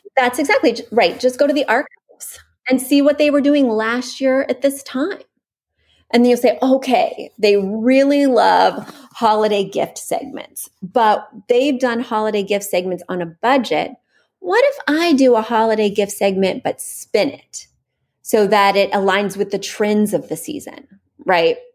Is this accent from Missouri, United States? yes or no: yes; Missouri, United States; now in New York, United States; I'm from Missouri